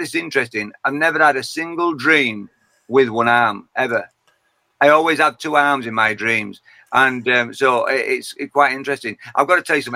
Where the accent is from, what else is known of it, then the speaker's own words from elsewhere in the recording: Yorkshire and the Humber, United Kingdom; accent: Yorkshire; I'm a Yorkshire man, and I'm born and bred in Yorkshire